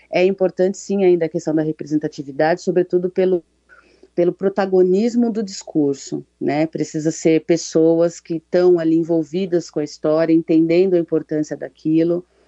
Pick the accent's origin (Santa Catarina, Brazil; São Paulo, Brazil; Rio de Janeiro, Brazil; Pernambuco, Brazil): São Paulo, Brazil; Eu nasci aqui, nasci na Zona Norte